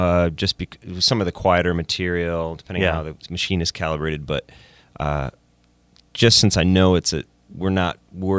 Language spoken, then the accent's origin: English; Ann Arbor, Michigan, United States; now in Los Angeles, United States; I'm from Ann Arbor, Michigan.